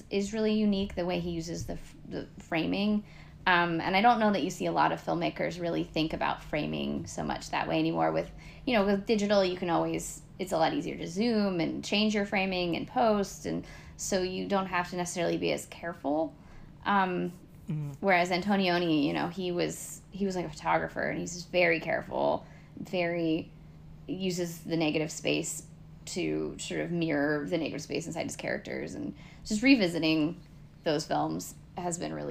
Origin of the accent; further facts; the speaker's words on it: Northern California, United States; my hometown's a very small town in Northern California